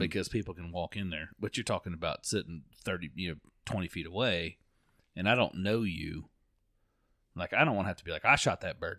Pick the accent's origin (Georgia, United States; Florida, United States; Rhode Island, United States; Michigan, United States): Florida, United States; I'm from Florida